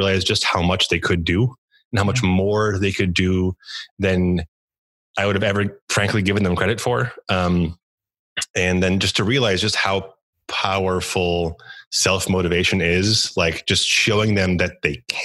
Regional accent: Chicago, Illinois, United States; also born or lived in Poland / Montreal / New York City / Japan; I grew up in and around Chicago, although I was born out of the country in Poland.

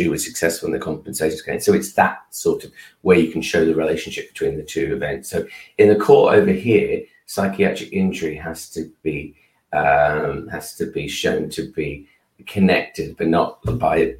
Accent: Australia; now in United Kingdom; I'm Australian

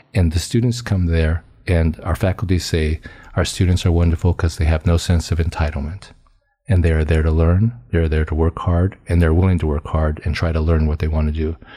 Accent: Fresno, California, United States; I, uh, grew up on a small farm outside of Fresno, California

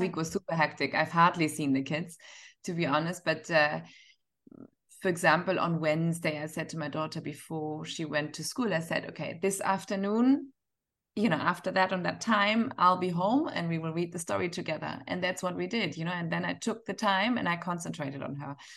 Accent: Northern Germany, Germany; now in Dubai, United Arab Emirates; I'm from Northern Germany

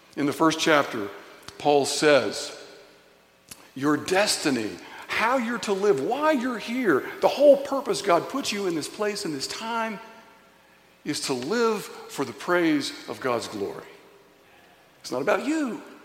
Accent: Signal Mountain, Tennessee, United States; growing up in Signal Mountain, Tennessee, going to Signal Mountain Elementary School on the playground

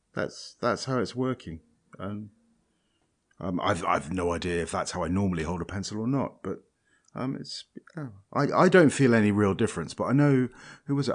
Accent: Scotland, United Kingdom; I'm Scottish

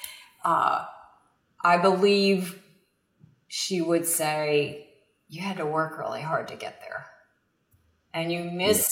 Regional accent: outside of Pittsburgh, Western Pennsylvania, United States; now in Florida, United States; I'm from Western Pennsylvania, actually, outside of Pittsburgh. And so I grew up in a very small rural town

